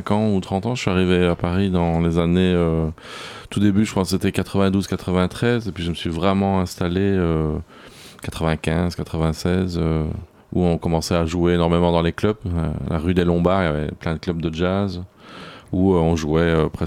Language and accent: French; Belgium; J'ai grandi, grandi en Belgique.